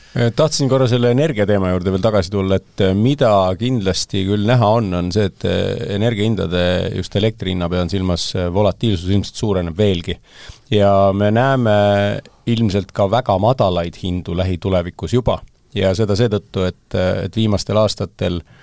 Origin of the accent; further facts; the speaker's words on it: Estonia; olles eestlane